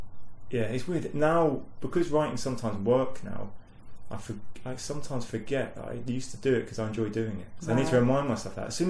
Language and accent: English; Leeds, Yorkshire and the Humber, United Kingdom; born there; I was born in Leeds. My mum came up here when she was 18 for uni, pregnant with me.